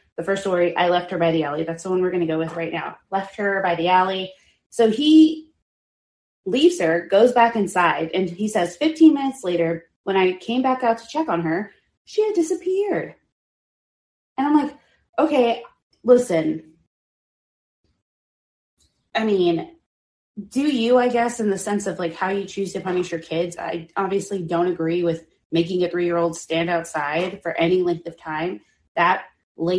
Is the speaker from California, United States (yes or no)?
no; Texas, United States; as a Texan